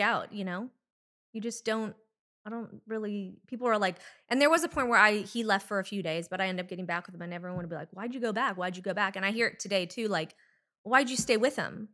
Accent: Anaheim, California, United States; Well, I grew up in Orange County, California, in Anaheim Hills.

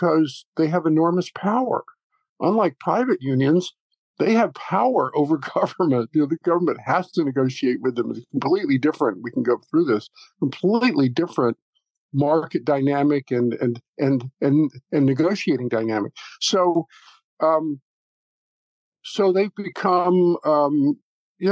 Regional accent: the South, United States; moved away; also born or lived in New York; I grew up in the South

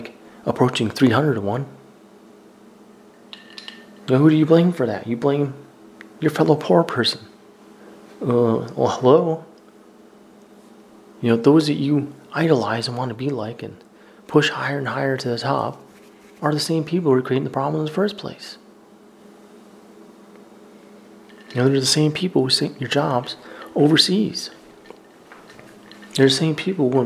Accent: the South, United States; I'm from the South.

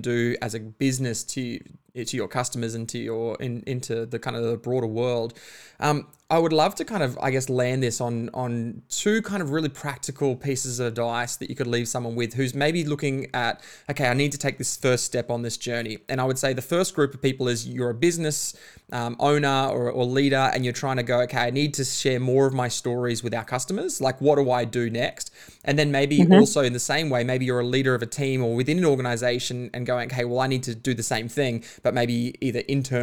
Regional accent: Bundaberg, Queensland, Australia; I grew up in Bundaberg, small town.

